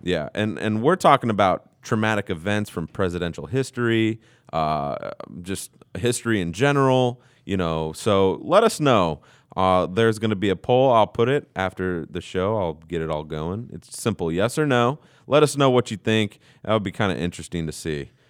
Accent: United States; I'm an American

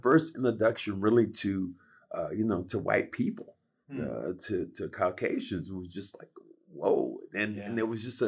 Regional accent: Kinston, North Carolina, United States; All I remember is fun. All I remember is love. I grew up in a segregated town

